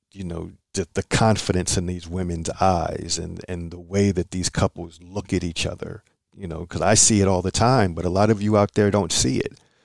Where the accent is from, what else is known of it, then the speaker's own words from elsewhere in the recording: Philadelphia, Pennsylvania, United States; I'm from Philly